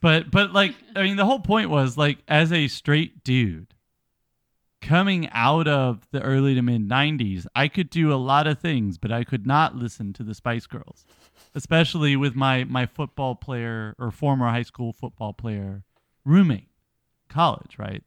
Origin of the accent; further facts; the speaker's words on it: United States; we're Americans